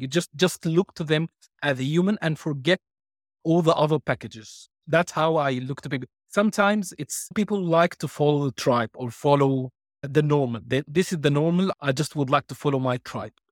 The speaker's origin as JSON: {"language": "English", "country": "Egypt", "tie": "born or raised there", "also_born_or_lived": "United Kingdom / Ireland / Cyprus / Malta", "second_language": "English", "moved": "yes", "said": "I was born and raised in Egypt"}